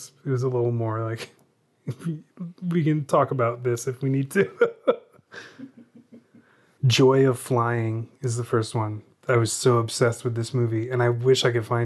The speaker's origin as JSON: {"language": "English", "town": "Tacoma", "region": "Washington", "country": "United States", "tie": "born or raised there", "also_born_or_lived": "Seattle, Washington", "said": "I grew up in Tacoma, Washington. We moved to Seattle when I was 18."}